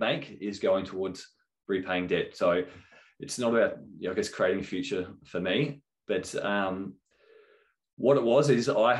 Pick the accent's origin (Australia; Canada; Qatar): Australia; Adelaide, South Australia; moved away; I was originally from Adelaide